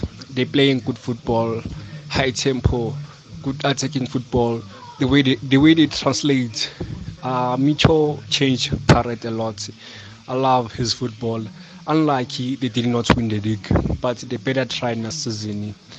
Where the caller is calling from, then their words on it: Nkandla, KwaZulu-Natal, South Africa; Good evening, Darop. … from Nkandla, Fort Lewis.